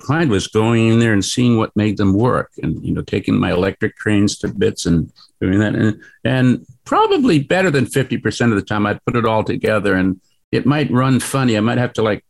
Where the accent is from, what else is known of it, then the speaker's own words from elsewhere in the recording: New York City, New York, United States; moved away as an adult; also born or lived in Tokyo, Japan; now in San Francisco, United States; I grew up in New York